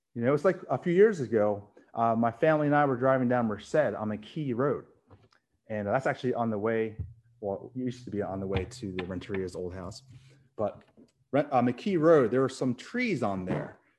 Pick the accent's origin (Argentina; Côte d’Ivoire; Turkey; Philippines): Philippines; I'm Filipino